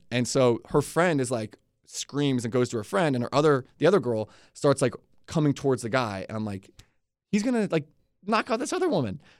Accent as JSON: {"language": "English", "town": "Atlanta", "region": "Georgia", "country": "United States", "tie": "born or raised there", "also_born_or_lived": "Leesburg", "moved": "yes", "said": "I grew up in Atlanta before Leesburg."}